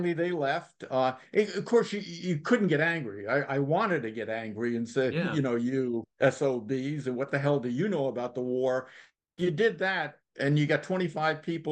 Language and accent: English; United States; also born or lived in New York; I'm from Connecticut, New York